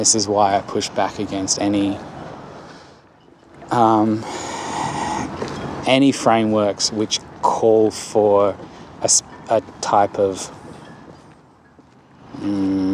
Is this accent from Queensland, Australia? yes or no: no; Darwin, Northern Territory, Australia; growing up in Darwin